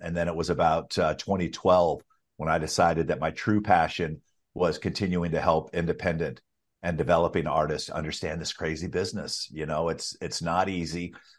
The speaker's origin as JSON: {"language": "English", "region": "Alabama", "country": "United States", "tie": "born or raised there", "said": "I grew up in Alabama"}